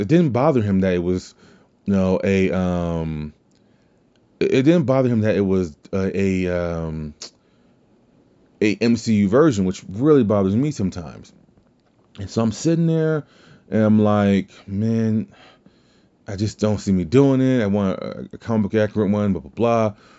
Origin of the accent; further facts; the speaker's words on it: the South, United States; accent: southern drawl; my southern accent, my southern drawl